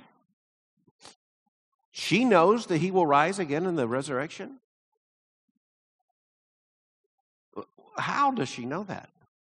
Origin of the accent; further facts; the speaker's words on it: Deep South, United States; when I was growing up in the Deep South